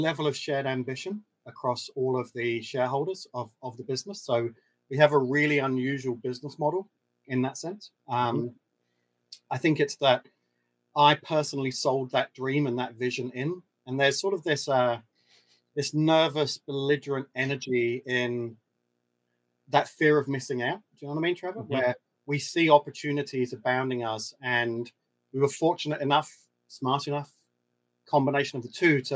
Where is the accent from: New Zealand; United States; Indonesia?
New Zealand; some of the Kiwi DNA plays into that as well